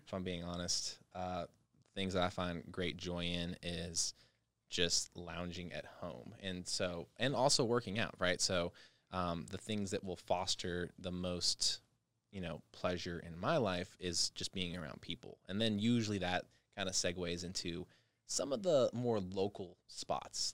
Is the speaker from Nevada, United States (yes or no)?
yes; Las Vegas, Nevada, United States; Vegas native